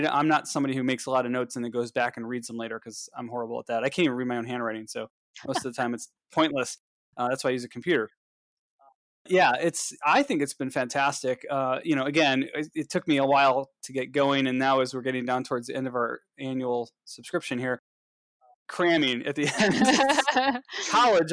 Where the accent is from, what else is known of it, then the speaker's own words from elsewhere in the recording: Cleveland, Ohio, United States; I'm from Cleveland